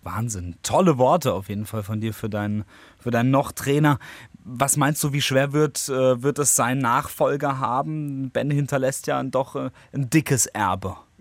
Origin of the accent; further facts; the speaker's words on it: area around Monsheim, near Worms, Rhineland-Palatinate, Germany; wir kommen ja da hinten aus der Ecke Richtung Monsheim